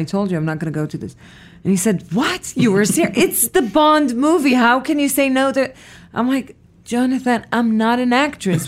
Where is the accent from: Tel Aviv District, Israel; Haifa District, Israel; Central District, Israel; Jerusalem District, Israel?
Central District, Israel; Petah Tikva; moved away; I was born in Israel, in a city called Petah Tikva